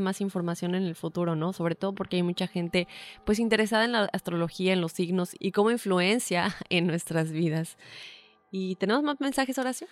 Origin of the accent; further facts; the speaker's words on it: Yucatán, Mexico; moved away; also born or lived in Mexico City; Crecí en medio Yucatán, pero nací en la Ciudad de México